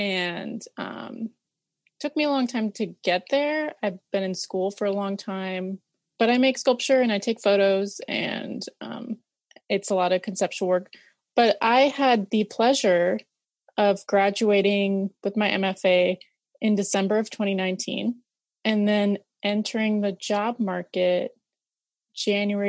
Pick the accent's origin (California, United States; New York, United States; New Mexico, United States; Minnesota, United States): Minnesota, United States; Rochester; now in San Francisco, United States; I describe the Rochester that I grew up near as the number 2 Rochester in the US